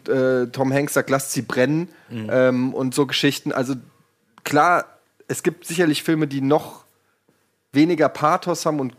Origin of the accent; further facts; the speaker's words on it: Germany; ich es tut mir leid, auch als Deutscher sehe ich das so